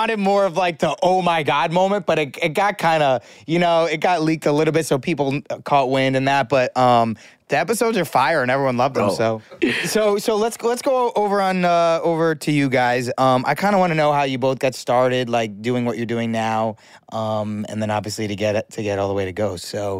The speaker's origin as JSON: {"language": "English", "region": "Rhode Island", "country": "United States", "tie": "born or raised there", "said": "Because I grew up in Rhode Island."}